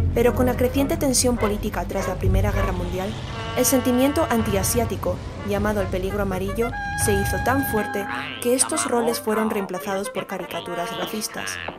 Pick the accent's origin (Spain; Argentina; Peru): Spain; Siendo española de origen taiwanés